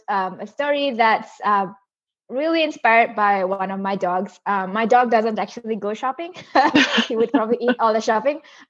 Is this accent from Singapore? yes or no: yes; Singapore; also born or lived in Indonesia; now in Brisbane, Australia; I live in Brisbane now, but I was born in Indonesia, and then but I grew up in Singapore.